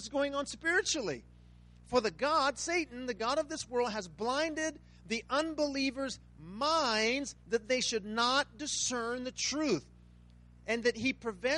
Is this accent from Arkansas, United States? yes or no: no; Riverside, California, United States; now in Las Vegas, United States; I'm from Riverside, California